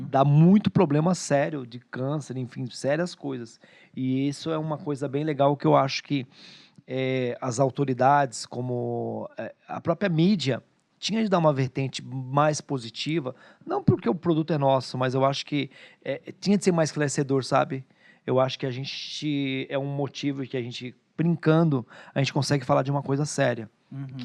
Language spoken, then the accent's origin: Portuguese; Bahia, Brazil; eu, eu como sou baiana, vou comer com a carajé.